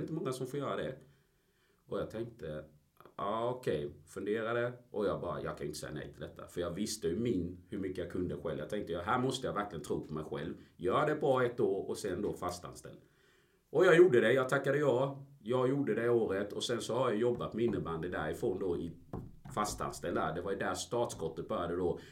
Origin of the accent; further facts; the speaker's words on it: Ingelstad, Kronoberg County, Sweden; moved away as an adult; also born or lived in Colombia / Gothenburg; Jag är en smålänning kan man väl säga. Eh, jag kommer från Ingelstad, en liten by utanför Växjö, två mil